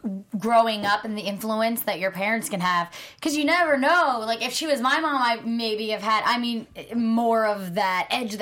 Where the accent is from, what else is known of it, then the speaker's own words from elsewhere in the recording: New Jersey, United States; I'm from New Jersey, so Atlantic City is kind of like a mini Vegas.